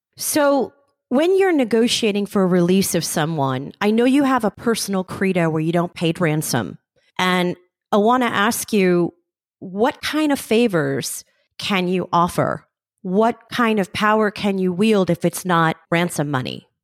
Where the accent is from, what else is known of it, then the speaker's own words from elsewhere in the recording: United States; now in Israel; as an American, as an Israeli now, and as a Jew, when I go back to America